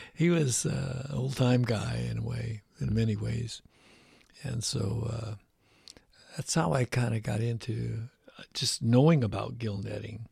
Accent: Chicago, Illinois, United States; I was born in Chicago, Illinois, in, uh, the Pullman area.

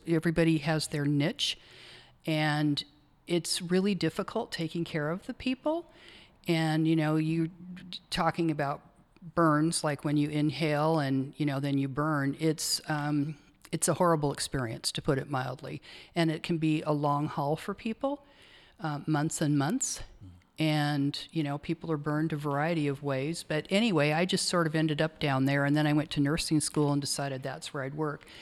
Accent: Portland, Oregon, United States; also born or lived in Astoria, Oregon; I'm a native Oregonian. I have ties to Astoria. I grew up in Northwest Portland

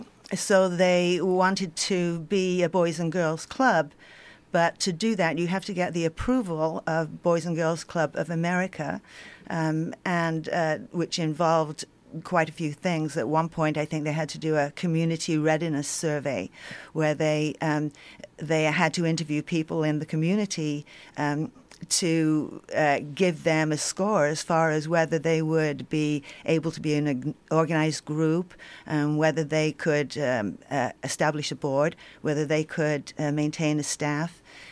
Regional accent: England, United Kingdom; born there; now in United States; I was born in England. I came over here in 1970, attended University of Oregon and then University of Washington.

